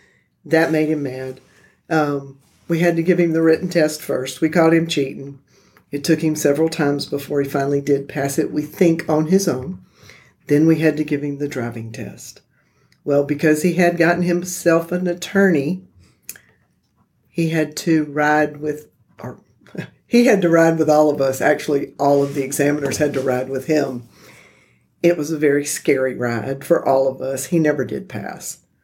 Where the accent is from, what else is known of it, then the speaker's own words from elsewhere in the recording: Tallahassee, Florida, United States; also born or lived in Georgia, United States; I was born in Georgia and moved to Tallahassee in 1966.